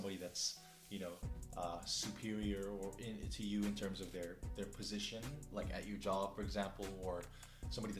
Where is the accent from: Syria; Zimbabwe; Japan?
Japan; I grew up here, and, you know, I do consider myself Japanese in a lot of ways